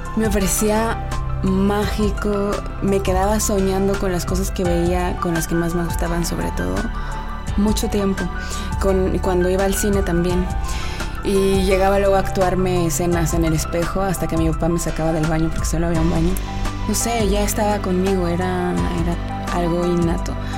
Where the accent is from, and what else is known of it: Mexico; moved away